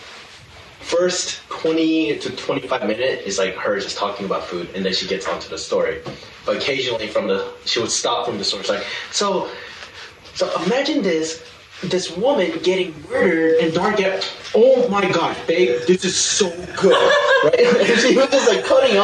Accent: South Korea; moved away; as a Korean, born and raised in Korea

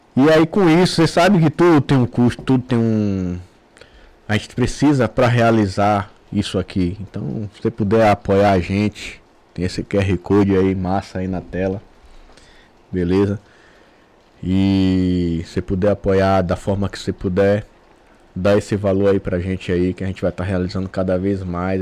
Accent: Brazil; A gente cresceu lá na rua, lá no Pontal.

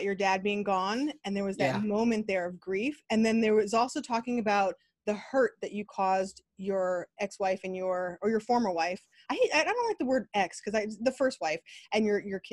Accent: New York area, United States; I'm from the New York area

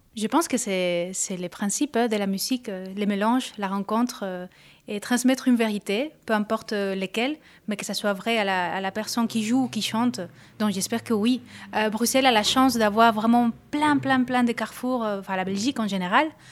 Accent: Córdoba, Andalusia, Spain; French is a second language; moved away; je suis de Cordoue, qui est à côté de Granada, de Séville, donc l'Andalousie profonde

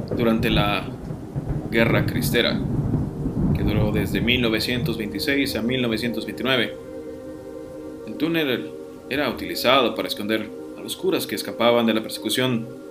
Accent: Piedras Negras, Coahuila, Mexico; moved away as an adult; also born or lived in Saltillo; now in Monterrey, Mexico; yo he vivido en la ciudad de Saltillo, en la ciudad de Pedres Negras, de donde, de donde yo soy, donde viví alrededor de 20 años

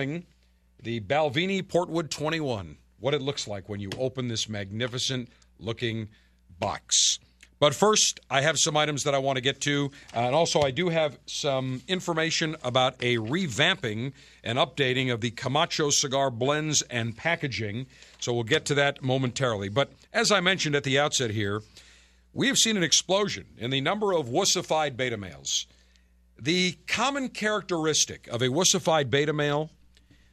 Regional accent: Buffalo, New York, United States; the school that I went to growing up in Buffalo

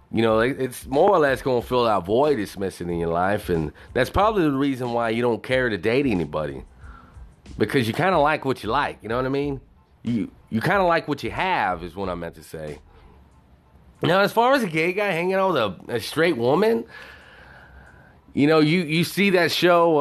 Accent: Texas, United States; also born or lived in Dallas; I was born in Texas

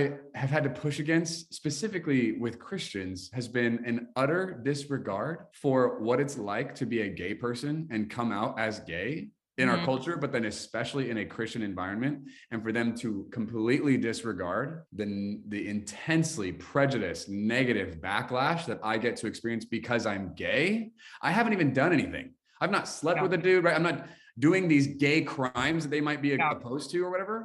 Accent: United States; we're American

